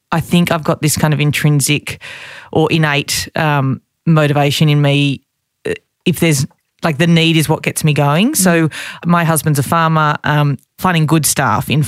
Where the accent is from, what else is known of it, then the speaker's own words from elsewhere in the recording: Sydney, New South Wales, Australia; I grew up in on the Lower North Shore in Sydney